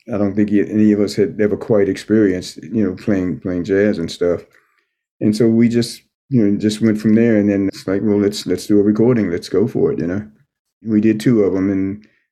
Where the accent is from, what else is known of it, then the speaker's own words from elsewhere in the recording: East Coast, United States; we grew up on the East Coast